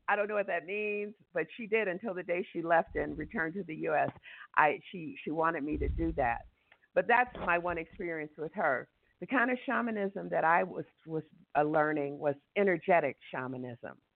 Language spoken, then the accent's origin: English; Detroit, Michigan, United States; moved away as an adult; now in Ecuador; We're from Detroit and my siblings are there in Detroit